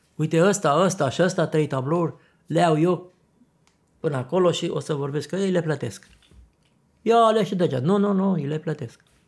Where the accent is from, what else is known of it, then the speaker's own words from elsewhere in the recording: Zăvideni, Vâlcea County, Romania; am ajuns și eu la Zăvide. La Zăvideni